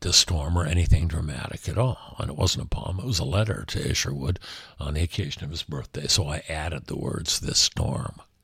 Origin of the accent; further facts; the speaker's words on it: Los Angeles, California, United States; L A, my hometown, America, my country